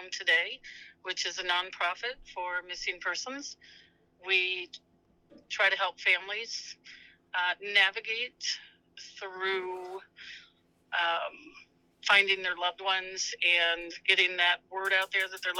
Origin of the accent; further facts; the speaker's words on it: Pennsylvania, United States; now in Binghamton, United States; Originally from Pennsylvania